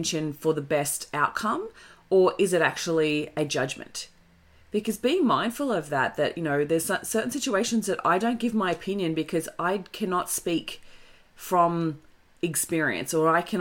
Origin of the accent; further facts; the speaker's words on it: Australia; It comes from being the Aussie battler. Like, we constantly celebrate Aussie battlers. And it's like, okay, understandably, that's where we've come from. That's our culture